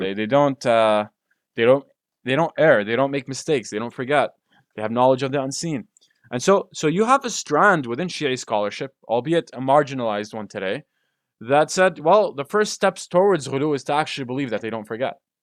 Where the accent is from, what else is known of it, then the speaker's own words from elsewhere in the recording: Damascus, Damascus Governorate, Syria; we're from Damascus